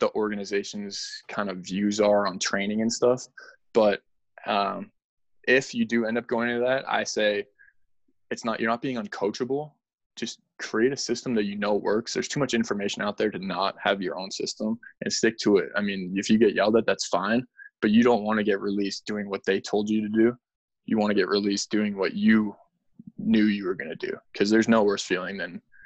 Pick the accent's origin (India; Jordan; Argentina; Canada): Canada; I'm from Canada.